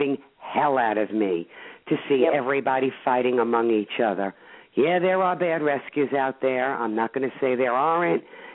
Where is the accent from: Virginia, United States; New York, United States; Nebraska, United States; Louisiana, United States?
New York, United States; New York City; I come from Brooklyn originally